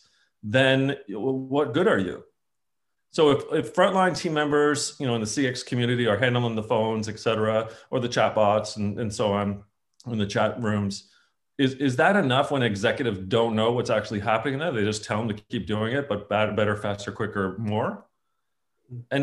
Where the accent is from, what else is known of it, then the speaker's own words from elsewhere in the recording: Canada; being a Canadian, I think it's on my passport